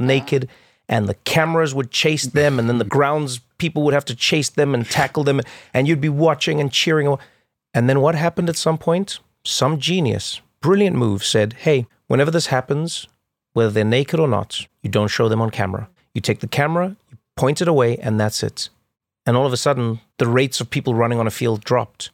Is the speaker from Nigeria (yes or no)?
no; South Africa; growing up in South Africa